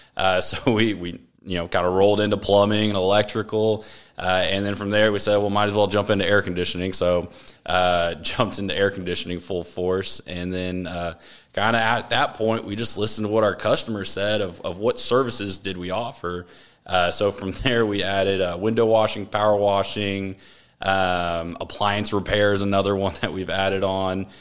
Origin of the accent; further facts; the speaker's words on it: Austin, Texas, United States; I grew up in Austin.